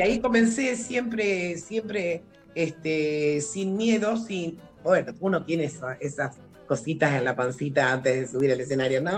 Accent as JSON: {"language": "Spanish", "town": "Pergamino", "region": "Buenos Aires Province", "country": "Argentina", "said": "yo aquí en Pergamino, la verdad, le agradezco, soy de Pergamino"}